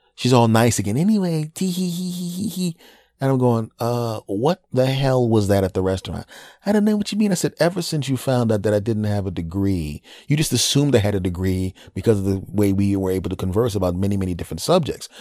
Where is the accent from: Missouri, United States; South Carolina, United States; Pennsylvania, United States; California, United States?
Pennsylvania, United States; Philadelphia; doing comedy in my hometown of Philadelphia